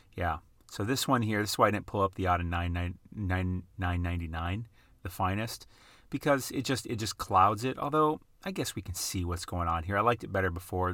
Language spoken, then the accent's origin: English; Midwest, United States; now in West Coast, United States; at least we say in the Midwest